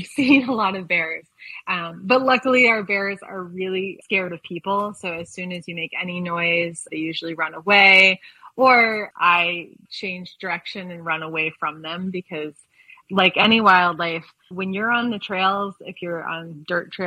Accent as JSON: {"language": "English", "region": "East Coast", "country": "United States", "tie": "born or raised there", "also_born_or_lived": "California / Seattle", "moved": "yes", "lives_now": "Colorado, United States", "said": "I grew up originally on the East Coast and logged a lot of road miles there"}